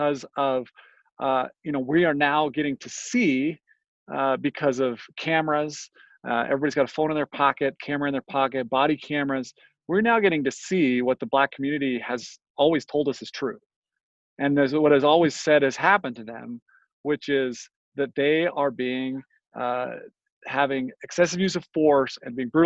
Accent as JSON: {"language": "English", "town": "Ogden", "region": "Utah", "country": "United States", "tie": "born or raised there", "said": "I grew up here in the Ogden area too"}